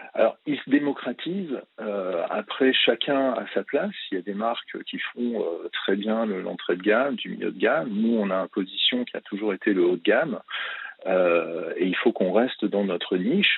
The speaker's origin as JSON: {"language": "French", "town": "Chamrousse", "region": "Auvergne-Rhône-Alpes", "country": "France", "tie": "born or raised there", "said": "j'ai habité Champ-Rousse et je suis né quasiment à Champ-Rousse, une station de ski au-dessus de Grenoble. Du coup, j'ai pratiqué le ski depuis ma toute jeune enfance"}